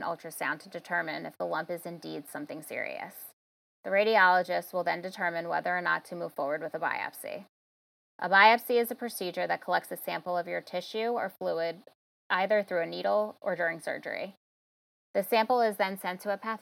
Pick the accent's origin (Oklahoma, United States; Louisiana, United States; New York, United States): New York, United States; Long Island; now in Queens, New York, United States; originally from Long Island, but currently reside in Queens, New York